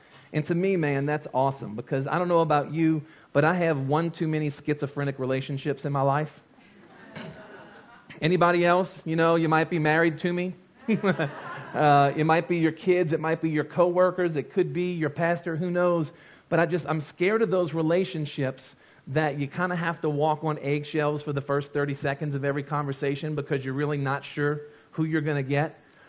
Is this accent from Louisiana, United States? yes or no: yes; Louisiana, United States; and I grew up in Louisiana. We don't have counties, we have parishes.